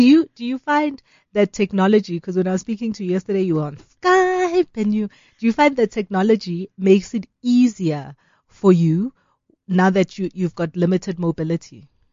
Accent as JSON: {"language": "English", "country": "South Africa", "said": "as South African women"}